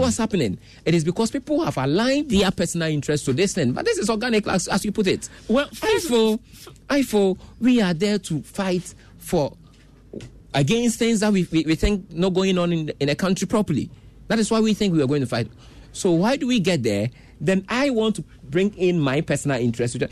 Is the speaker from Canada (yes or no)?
no; Ghana; As a Ghanaian